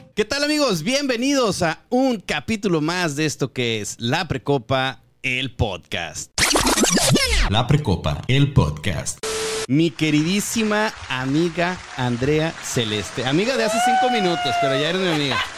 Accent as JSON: {"language": "Spanish", "town": "Guadalajara", "region": "Jalisco", "country": "Mexico", "moved": "yes", "lives_now": "Mexicali, Mexico", "said": "soy de Guadalajara"}